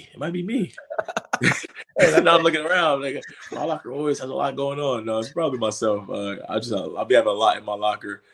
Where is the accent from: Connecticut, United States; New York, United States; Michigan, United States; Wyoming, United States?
New York, United States; New York City; I'm from New York City